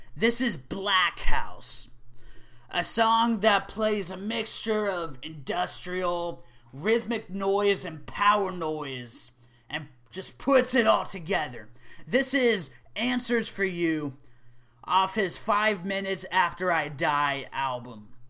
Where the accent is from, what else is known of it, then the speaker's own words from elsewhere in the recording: Oklahoma, United States; Oklahoma, my home state